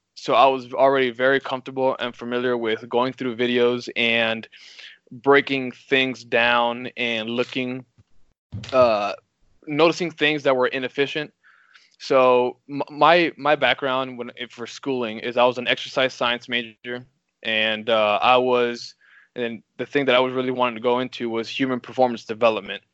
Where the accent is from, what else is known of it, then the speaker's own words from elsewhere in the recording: Miami, Florida, United States; moved away as an adult; also born or lived in Quincy, Illinois; now in Missouri, United States; growing up, I'm from Miami, Florida